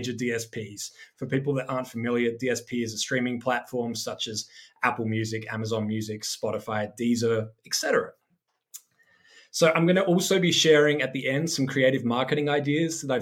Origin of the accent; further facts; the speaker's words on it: Adelaide, South Australia, Australia; I started as a DJ playing every weekend in my hometown of Adelaide, South Australia.